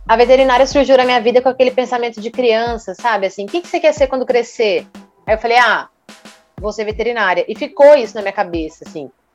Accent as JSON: {"language": "Portuguese", "town": "Rondonópolis", "region": "Mato Grosso", "country": "Brazil", "tie": "born or raised there", "moved": "as an adult", "lives_now": "Cuiabá, Brazil", "said": "Sou natural de Rondonópolis"}